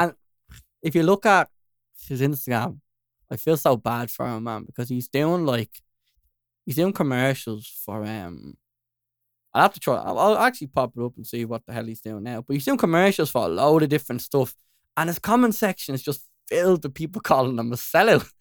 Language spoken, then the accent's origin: English; Dublin, Leinster, Ireland; I'm just from, like, North Side